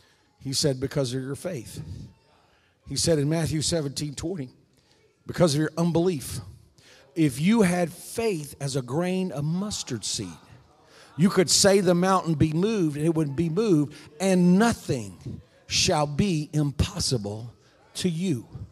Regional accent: South Korea; I was raised in Korea. My parents were missionaries there.

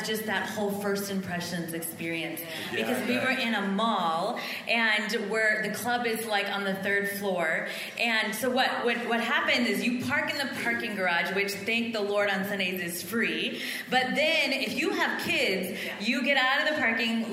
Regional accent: Midwest, United States; moved away; we're from the Midwest

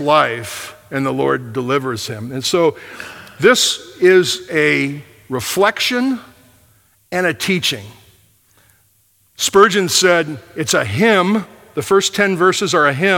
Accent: Michigan, United States; moved away; I was from Michigan

